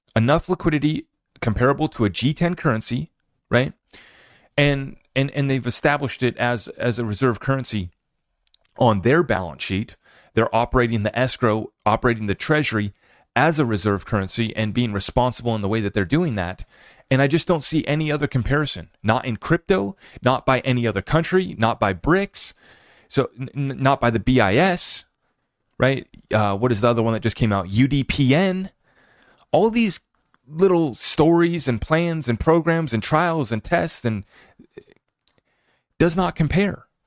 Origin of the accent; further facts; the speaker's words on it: United States; as an American